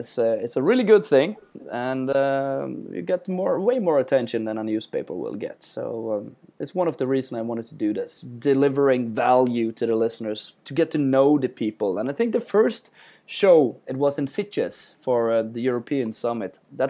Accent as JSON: {"language": "English", "town": "Bergen", "region": "Vestland", "country": "Norway", "said": "every time I go to shows and I tell people I'm from Norway and I'm from Bergen, everybody says, I really want to visit that."}